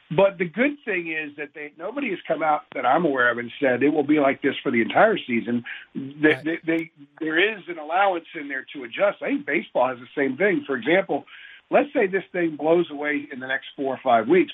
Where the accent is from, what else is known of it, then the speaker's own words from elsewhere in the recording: Northern Virginia, United States; also born or lived in California; I was born in California, but I was raised in Northern Virginia.